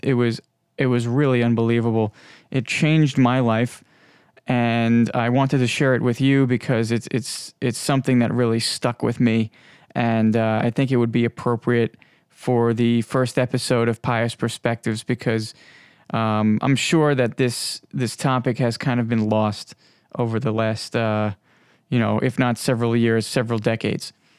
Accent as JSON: {"language": "English", "area": "Long Island", "region": "New York", "country": "United States", "said": "I am from the United States, more specifically Long Island, New York, and I'm sure you might be able to hear it in my voice."}